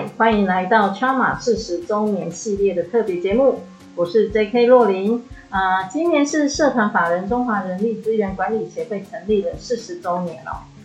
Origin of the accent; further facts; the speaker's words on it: Taiwan; 我们台湾人